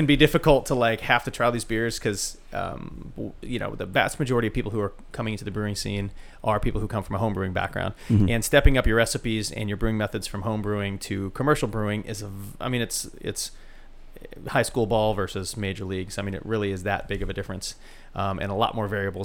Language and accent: English; Pacific Northwest, United States; now in Austin, United States; I grew up in the Pacific Northwest